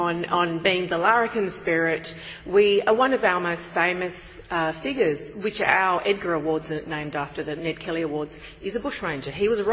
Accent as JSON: {"language": "English", "country": "Australia", "said": "One of the problems with being Australian... our sense of humour doesn't always travel well."}